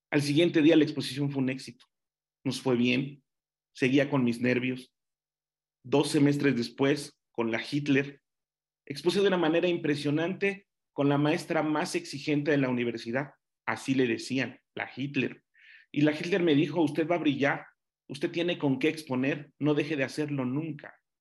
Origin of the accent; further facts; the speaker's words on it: Nezahualcóyotl, State of Mexico, Mexico; Yo era de Nesa, yo era de Nesa